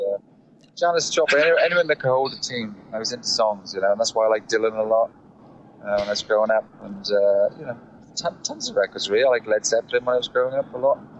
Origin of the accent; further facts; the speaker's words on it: South Wales, United Kingdom; accent: Welsh; moved away as an adult; also born or lived in London; I'm from South Wales